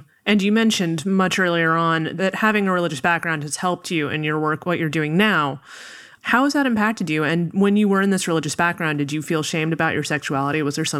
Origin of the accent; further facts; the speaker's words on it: Los Angeles, California, United States; I'm from Los Angeles